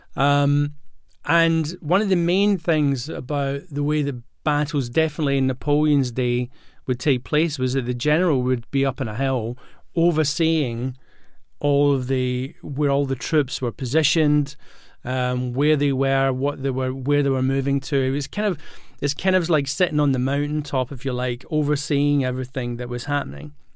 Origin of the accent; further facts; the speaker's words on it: Glasgow, Scotland, United Kingdom; moved away; also born or lived in London; I grew up in Glasgow, and when, before I moved to London